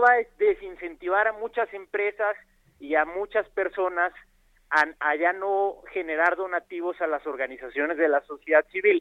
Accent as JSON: {"language": "Spanish", "town": "Ciudad Juárez", "region": "Chihuahua", "country": "Mexico", "also_born_or_lived": "Mexico City", "moved": "yes", "said": "yo soy de Ciudad Juárez, Chihuahua, y emigré a la Ciudad de México a estudiar a la UNAM"}